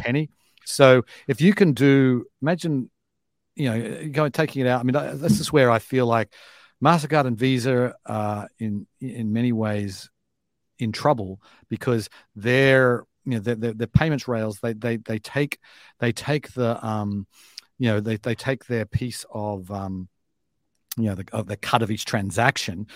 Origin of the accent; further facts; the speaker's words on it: Australia; moved away as an adult; now in United States; if I was moving over here today as an Australian